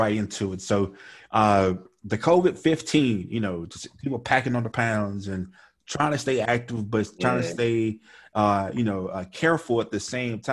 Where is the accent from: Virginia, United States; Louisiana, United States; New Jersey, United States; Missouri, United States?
Louisiana, United States; Shreveport; accent: Louisiana; I grew up in Shreveport, Louisiana